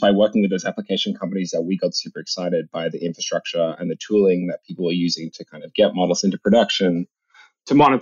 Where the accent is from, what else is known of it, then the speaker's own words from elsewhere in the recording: Australia; moved away as an adult; now in San Francisco Bay Area, United States; I came to the US from Australia where I grew up when I was 18 to come to college here in the Bay Area